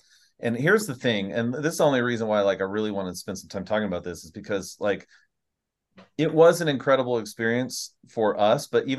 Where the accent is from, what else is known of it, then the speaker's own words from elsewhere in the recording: Southern California, United States; I grew up in Southern California eating tacos.